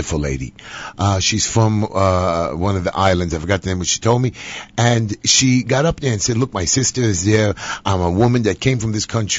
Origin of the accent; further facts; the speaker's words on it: New York City, New York, United States; I was born and raised in Bensonhurst